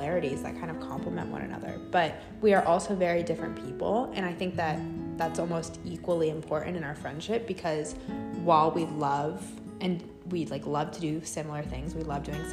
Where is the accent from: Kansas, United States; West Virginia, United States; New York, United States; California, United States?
New York, United States; now in Los Angeles, United States; I'm from New York, but I've lived in LA for a good while now